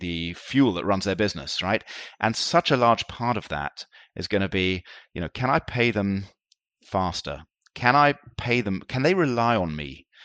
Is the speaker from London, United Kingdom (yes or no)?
yes; London, United Kingdom; moved away as an adult; now in Tel Aviv, Israel; I, uh, grew up in London, and I went to school in London